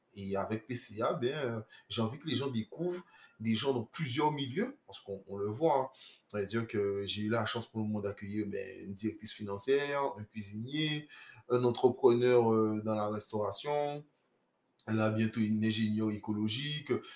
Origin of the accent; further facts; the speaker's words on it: Guadeloupe; moved away; je, suis Guadeloupéen. Je suis Guadeloupéen et j'ai fait mon retour au pays